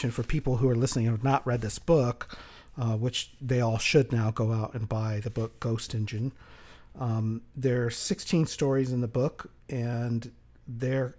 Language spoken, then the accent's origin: English; Texas, United States; I grew up in Texas